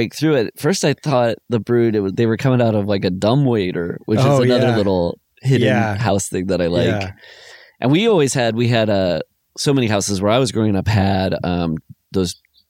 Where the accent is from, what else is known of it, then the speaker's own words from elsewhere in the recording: United States; I'm from Wells Blue Bunny territory, so they make milk and ice cream and stuff.